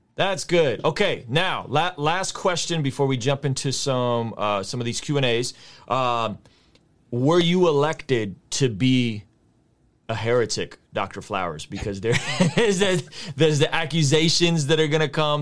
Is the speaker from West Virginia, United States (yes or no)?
no; San Diego, California, United States; also born or lived in Azerbaijan; I grew up in San Diego